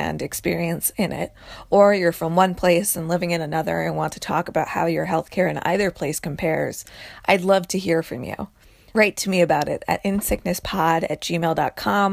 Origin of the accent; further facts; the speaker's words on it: United States; as an American